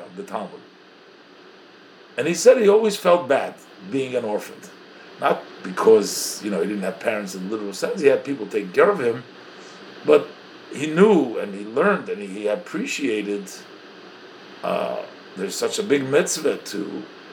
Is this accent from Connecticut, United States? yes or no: no; Brooklyn, New York, United States; I grew up in Brooklyn, I grew up by the Rebbe